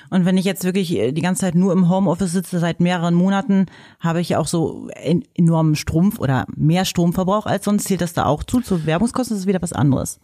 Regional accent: Hanover, Lower Saxony, Germany; accent: Hannover Platt

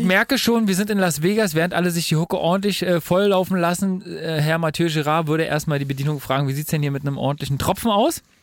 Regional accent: Germany; bei uns in Deutschland

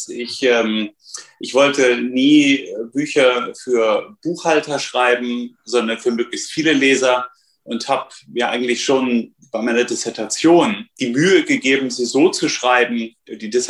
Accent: Kassel, Hesse, Germany; born there; Mein, mein Vater, die Familie meines Vaters, in Kassel, wo ich geboren bin, Nordhessen, die waren seit Mitte des 19. Jahrhunderts dort Spediteure

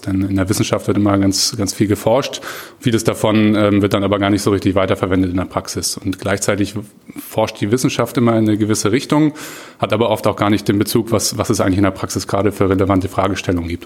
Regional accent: Hamburg, Germany; also born or lived in Bayreuth; komme gebürtig aus Hamburg, habe so die ersten 20 Jahre meines Lebens so grob ungefähr auch hier verbracht

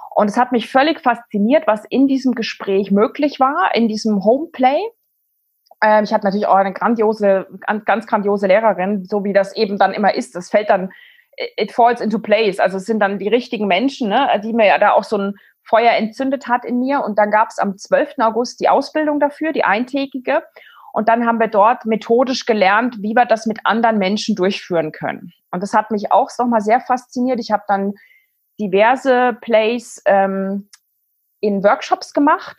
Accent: East Germany, Germany; ich bin in der DDR aufgewachsen. Ich war zwölf, als die Wende war

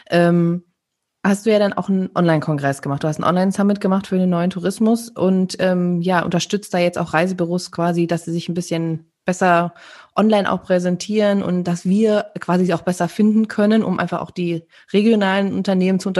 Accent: North Rhine-Westphalia, Germany; Also wir kommen ja aus dem Sauerland und da ist

